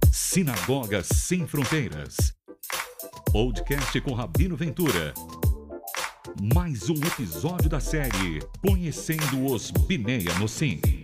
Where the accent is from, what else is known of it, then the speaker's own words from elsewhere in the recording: Pernambuco, Brazil; now in Paraíba, Brazil; Sou pernambucano.